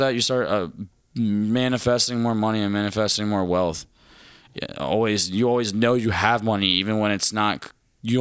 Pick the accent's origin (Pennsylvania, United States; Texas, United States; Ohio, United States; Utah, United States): Pennsylvania, United States; Philadelphia; where are you from? I was like, Philadelphia.